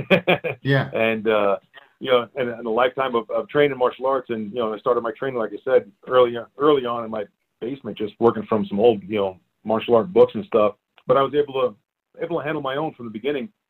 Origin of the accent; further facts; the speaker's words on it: New York City, New York, United States; moved away as an adult; also born or lived in Staten Island, New York; now in Prescott, United States; I grew up in uh, Brooklyn, New York. I'm originally a Brooklyn boy, and uh, I lived there until I was probably like uh, I think it's ten or eleven